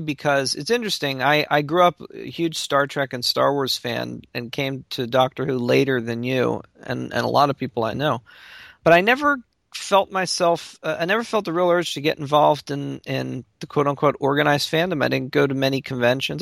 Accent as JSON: {"language": "English", "town": "Baltimore", "region": "Maryland", "country": "United States", "tie": "born or raised there", "said": "I grew up in Baltimore, Maryland, or really outside Baltimore, and am still there to this day"}